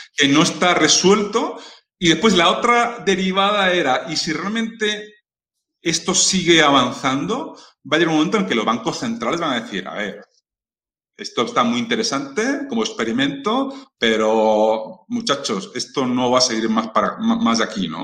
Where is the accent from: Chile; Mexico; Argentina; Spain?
Spain; siendo español